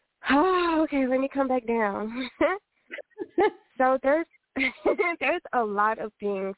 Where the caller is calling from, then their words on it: Los Angeles, California, United States; I am calling from Los Angeles.